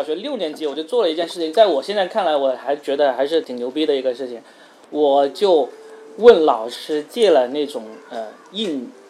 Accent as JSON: {"language": "Chinese", "town": "Yunfu", "region": "Guangdong", "country": "China", "tie": "born or raised there", "moved": "yes", "lives_now": "Shenzhen, China", "said": "而且关键是我是云浮下面的一个县，而且这个县你知道吗？是广东省最后一个脱贫的县。"}